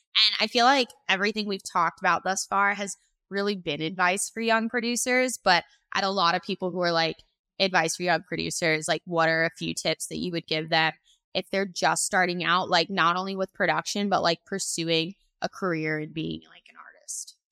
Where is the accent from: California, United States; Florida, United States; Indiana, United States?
Florida, United States; I'm from Florida.